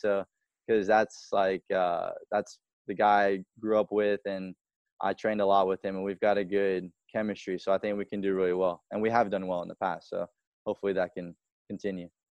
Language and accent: English; Spartanburg, South Carolina, United States; also born or lived in California; I was born in California, and my family, we all packed up in two cars and drove from California to Spartanburg when I was three months old